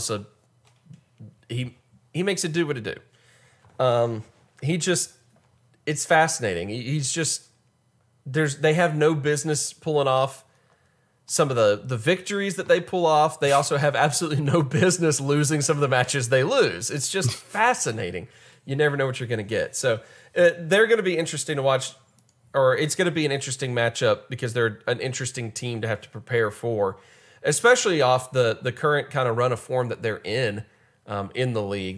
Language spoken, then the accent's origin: English; United States; We're American